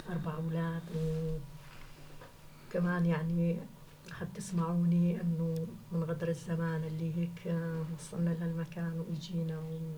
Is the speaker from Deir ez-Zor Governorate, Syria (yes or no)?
yes; Deir ez-Zor, Deir ez-Zor Governorate, Syria; moved away as an adult; now in Flensburg, Germany; من سوريا من دير الزور